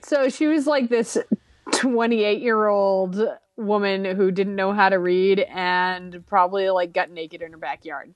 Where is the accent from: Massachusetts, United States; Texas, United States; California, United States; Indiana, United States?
Massachusetts, United States; I'm from Massachusetts